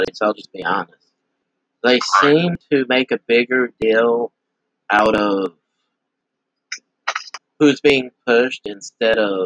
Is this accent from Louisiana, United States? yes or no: yes; Eunice, Louisiana, United States; I am from Eunice, Louisiana